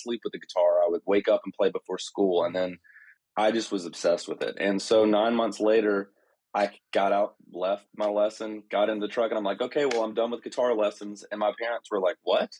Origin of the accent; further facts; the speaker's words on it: North Georgia, United States; I grew up in North Georgia